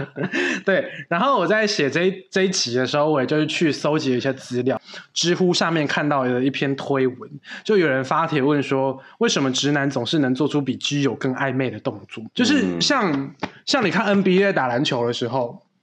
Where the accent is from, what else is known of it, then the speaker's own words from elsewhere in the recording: Taiwan; 我们台湾人，台湾男生要当兵